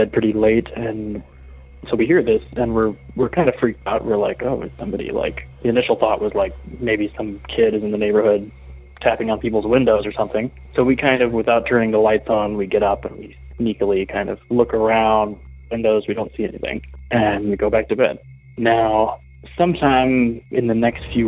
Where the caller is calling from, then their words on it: Austin, Texas, United States; I'm calling from Austin, Texas